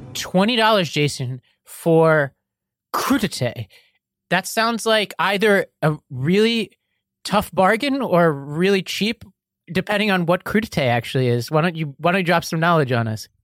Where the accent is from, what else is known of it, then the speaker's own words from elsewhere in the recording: New York City, New York, United States; I grew up in Staten Island